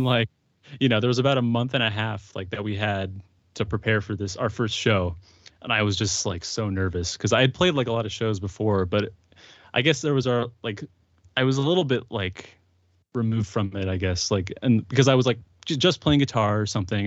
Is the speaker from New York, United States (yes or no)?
no; Santa Rosa, California, United States; also born or lived in Windsor, California; I grew up in Santa Rosa